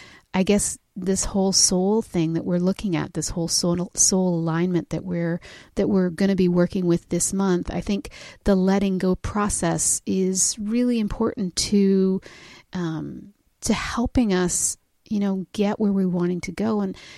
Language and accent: English; Canada; we're Canadian